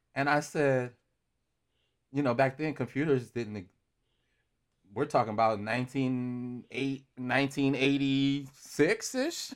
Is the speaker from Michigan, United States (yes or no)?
yes; Romulus, Michigan, United States; hometown is Romulus, Michigan, which is, uh, pretty much about twenty minutes or so, uh, from Detroit